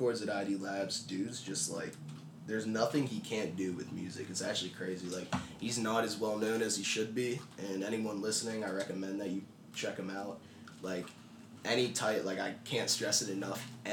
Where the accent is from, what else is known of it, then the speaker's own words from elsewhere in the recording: Pittsburgh, Pennsylvania, United States; I'm born and raised in Pittsburgh